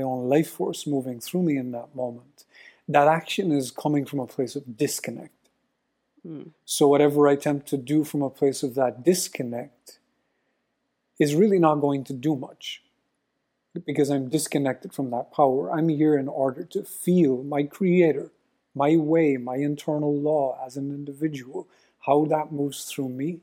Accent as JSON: {"language": "English", "country": "Ireland", "said": "I'm Irish"}